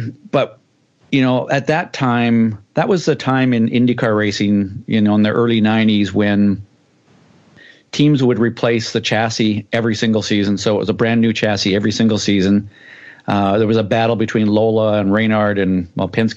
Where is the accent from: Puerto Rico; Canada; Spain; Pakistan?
Canada; Vancouver, British Columbia; Vancouver, my hometown.